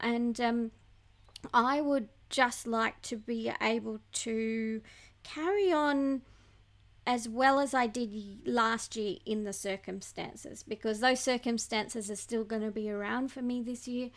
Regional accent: Bellingen, New South Wales, Australia; I grew up in a little town of 2,500 people in New South Wales, Australia, called Bellingen

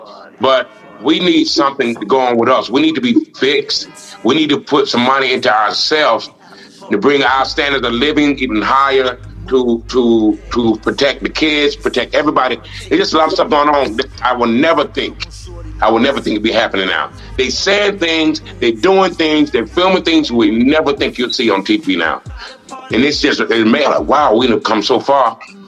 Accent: United States; me as an American

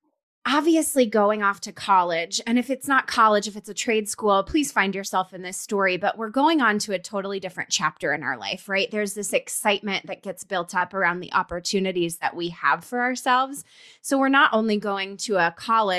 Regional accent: Colorado, United States; moved away; We're both from Colorado

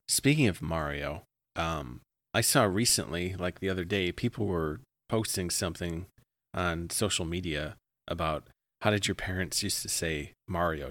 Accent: Midwest, United States; accent: Midwestern; sometimes I say it, like, really Midwestern.

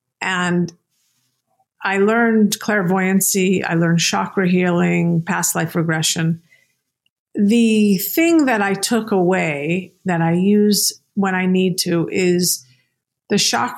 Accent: New York City, New York, United States; born there; I was born in New York City.

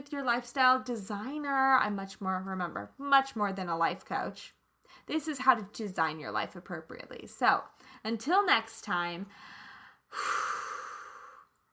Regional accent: Kansas, United States; I'm from Kansas, so I always say things probably a little bit differently

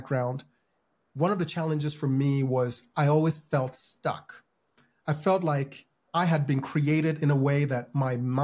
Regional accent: Ghana; now in United States; I grew up in Ghana.

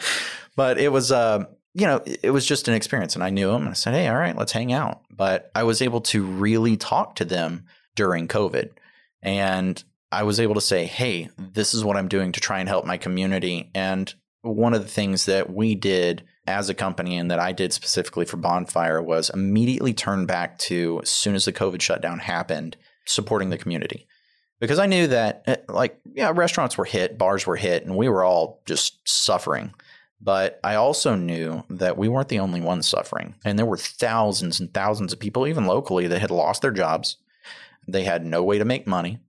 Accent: Tomball, Texas, United States; I grew up in the Tomball area

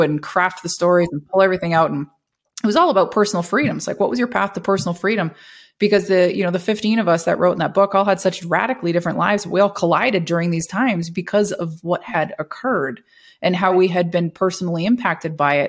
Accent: Canada; required to renew my passport as a Canadian citizen

